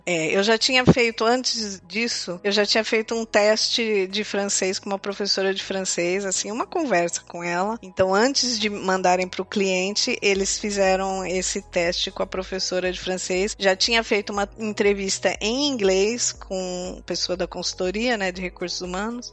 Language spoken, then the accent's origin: Portuguese; Campinas, São Paulo, Brazil; moved away as an adult; now in Portugal; eu nasci em Campinas, no interior de São Paulo